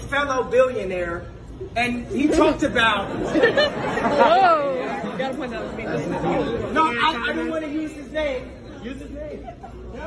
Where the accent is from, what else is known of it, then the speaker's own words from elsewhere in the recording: Chicago, Illinois, United States; moved away; I grew up in Chicago